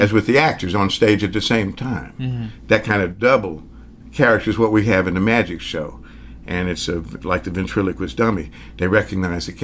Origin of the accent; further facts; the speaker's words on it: the South, United States; accent: Southern; I grew up in the South